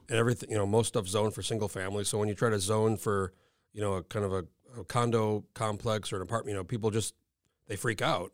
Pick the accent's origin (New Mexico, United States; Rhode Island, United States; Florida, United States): New Mexico, United States; now in Anchorage, United States; I'm from New Mexico originally